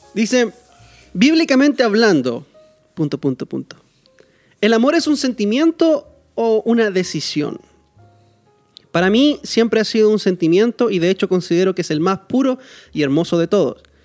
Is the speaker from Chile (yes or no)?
yes; Chile; now in Costa Rica; yo como chileno, Chile me pertenece, es mi país. Este país donde yo vivo, Costa Rica, no es mi país